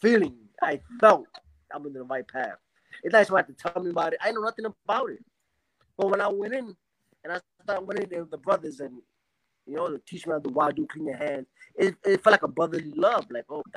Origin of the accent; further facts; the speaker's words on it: New York City, New York, United States; moved away as an adult; also born or lived in Spanish Harlem; now in Panama; I was born and raised in New York City. I'm a New Yorker